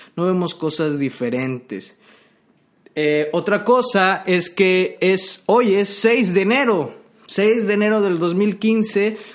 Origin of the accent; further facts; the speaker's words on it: Mexico; yo que soy mexicano, hablo español